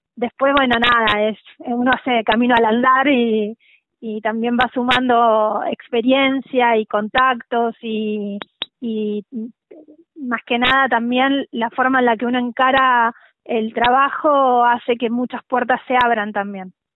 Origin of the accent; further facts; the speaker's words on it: La Pampa, Argentina; moved away as an adult; now in Buenos Aires, Argentina; yo soy de La Pampa